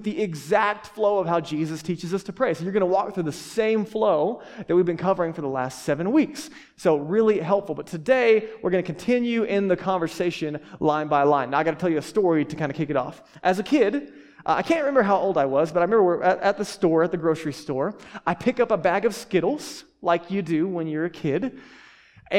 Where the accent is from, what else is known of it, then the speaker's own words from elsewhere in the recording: Texas, United States; I grew up in Texas